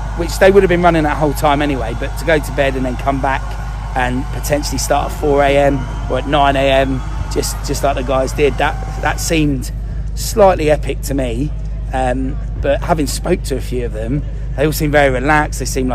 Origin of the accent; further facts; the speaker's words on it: Cambridge, East of England, United Kingdom; And obviously we're from Cambridge, so in terms of elevation, we don't get any of that.